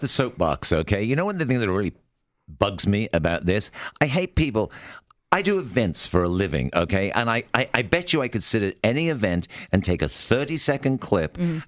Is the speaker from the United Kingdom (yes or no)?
yes; United Kingdom; I'm obviously British